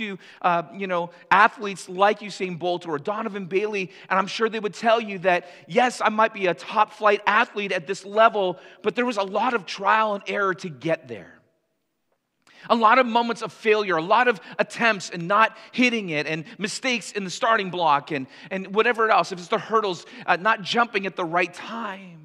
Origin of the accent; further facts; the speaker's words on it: Canada; for us as Canadians